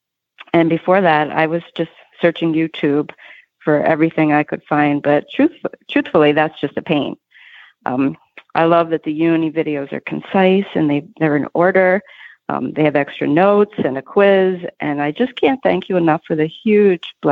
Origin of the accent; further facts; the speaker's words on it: Philadelphia, Pennsylvania, United States; Philly, Pennsylvania, my hometown